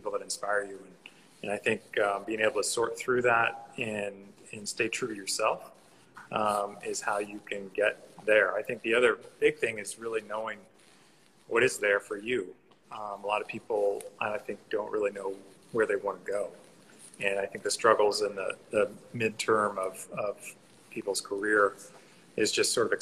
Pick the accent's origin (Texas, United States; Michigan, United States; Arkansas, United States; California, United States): Arkansas, United States; moved away; also born or lived in Los Angeles; Grew up in Arkansas